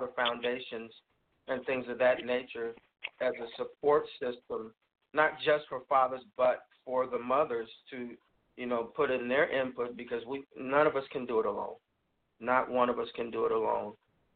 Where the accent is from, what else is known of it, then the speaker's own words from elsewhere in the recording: San Diego, California, United States; moved away; I'm originally from San Diego, California